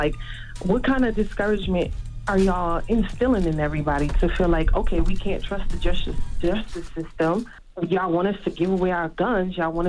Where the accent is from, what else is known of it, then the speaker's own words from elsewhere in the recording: Beaufort, South Carolina, United States; now in Jacksonville, United States; Yeah, but I'm from Beaufort, South Carolina, Charlamagne.